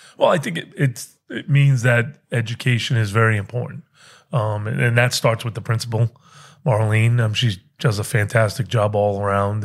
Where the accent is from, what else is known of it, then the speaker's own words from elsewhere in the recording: New England, United States; moved away as an adult; also born or lived in Pennsylvania; I grew up in New England